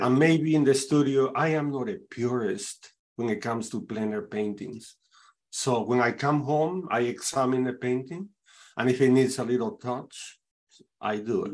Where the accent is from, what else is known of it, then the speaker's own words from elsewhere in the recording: Peru; now in Saint Louis, United States; I am originally from Peru, South America, but I have been living in the United States uh, since 81, actually.